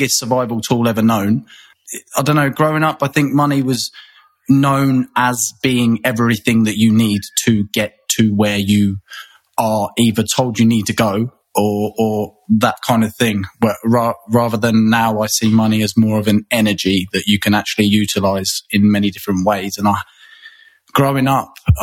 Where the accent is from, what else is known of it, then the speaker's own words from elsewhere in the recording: England, United Kingdom; moved away as an adult; also born or lived in Thailand; now in Australia; growing up in England